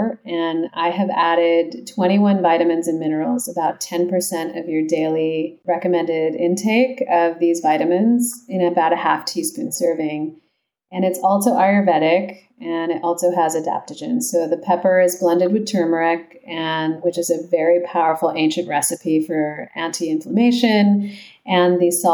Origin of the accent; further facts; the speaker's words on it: San Jose, California, United States; also born or lived in Los Altos / Los Gatos; I grew up in the Bay Area. So okay. First in San Jose, and then moved to Los Altos and Los Gatos